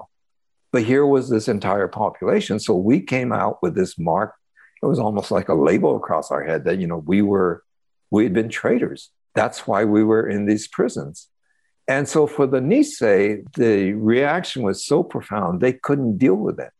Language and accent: English; California, United States; for kids growing up in those camps and then coming out, it was a really confusing time trying to reconcile ourselves as American